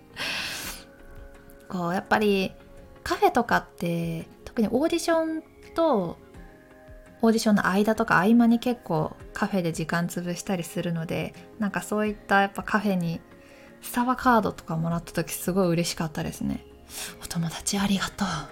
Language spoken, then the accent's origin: Japanese; Takayama, Gifu, Japan; moved away as an adult; now in Tokyo, Japan; 出身は岐阜県高山市そして大学を受けまして東京に来ました